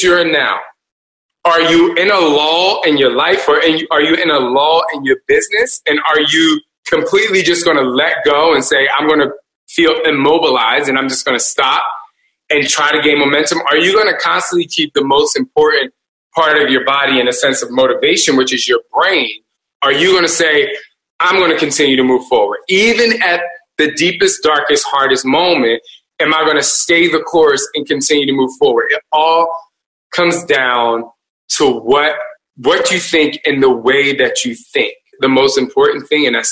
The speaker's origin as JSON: {"language": "English", "region": "New Jersey", "country": "United States", "said": "we're from Jersey"}